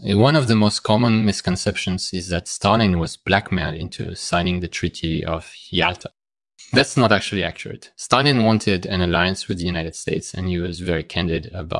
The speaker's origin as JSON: {"language": "English", "town": "Paris", "region": "Île-de-France", "country": "France", "tie": "born or raised there", "said": "I was born in Paris"}